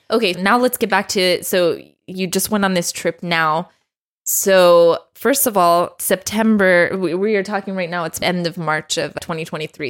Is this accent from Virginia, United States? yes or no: no; Dallas, Texas, United States; being a Texan, an Iranian